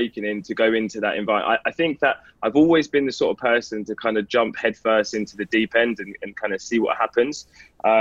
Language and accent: English; London, United Kingdom; moved away; also born or lived in north of England; I was born and raised in London in a place called Enfield.